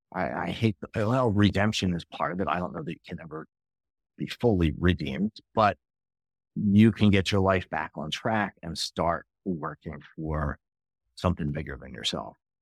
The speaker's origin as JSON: {"language": "English", "area": "outside of Philadelphia", "region": "Pennsylvania", "country": "United States", "tie": "born or raised there"}